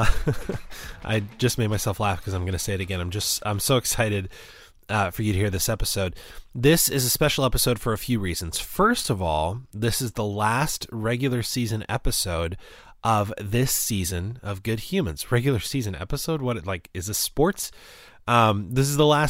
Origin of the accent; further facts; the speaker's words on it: Indiana, United States; moved away; my home state of Indiana, which I love and miss very dearly